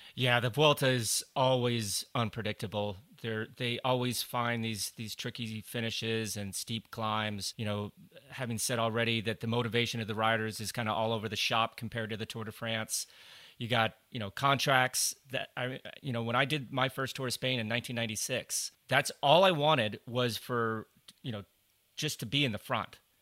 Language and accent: English; Colorado, United States; I grew up in Colorado